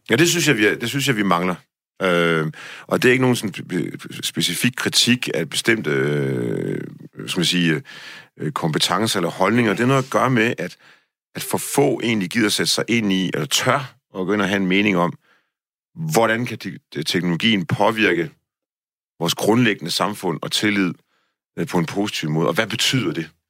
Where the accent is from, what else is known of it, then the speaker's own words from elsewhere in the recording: Denmark; som dansker